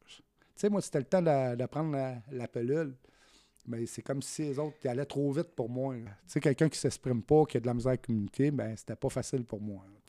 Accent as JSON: {"language": "French", "town": "Saint-Jean-sur-Richelieu", "region": "Quebec", "country": "Canada", "tie": "born or raised there", "also_born_or_lived": "Saguenay, Quebec", "moved": "as an adult", "said": "je suis natif du Saguenay, mais je suis parti de là-bas, j'avais 6 ans, puis moi, j'ai fait ma... ma, vie ici, sur la Rive-Sud, à Saint-Jean, c'est... La... la, majeure partie de ma, vie, je l'ai passée à Saint-Jean-sur-Richelieu"}